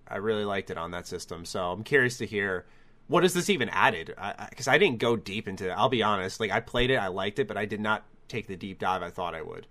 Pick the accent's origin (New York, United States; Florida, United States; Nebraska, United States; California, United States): New York, United States; as a New Yorker